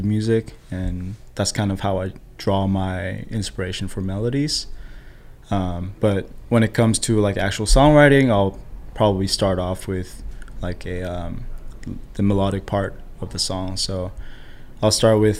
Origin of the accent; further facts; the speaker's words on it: South Korea; also born or lived in San Diego, United States; now in Bay Area, United States; I live in the Bay Area, I was born in Korea. And then I moved to San Diego, I moved up here for work.